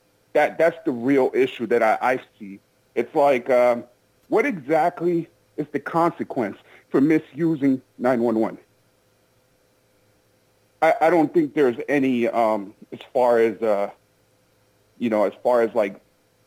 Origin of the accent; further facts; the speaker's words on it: Minneapolis, Minnesota, United States; I'm from Minneapolis, so I've been there.